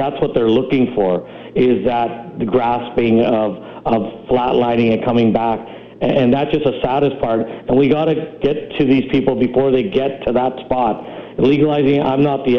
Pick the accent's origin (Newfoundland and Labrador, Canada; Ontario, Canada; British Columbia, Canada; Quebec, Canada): British Columbia, Canada; Vancouver; I grew up in Vancouver